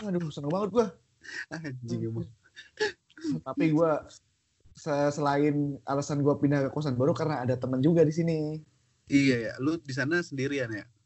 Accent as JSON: {"language": "Indonesian", "region": "Java", "country": "Indonesia", "said": "gue orang Jawa orang Jawa tuh kan gak enakan."}